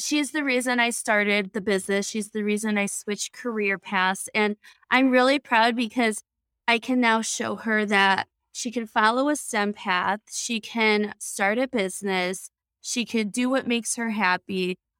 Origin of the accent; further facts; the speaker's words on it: Chicago, Illinois, United States; I'm from the Chicago area. My parents are in Northwest Indiana on Crown Point.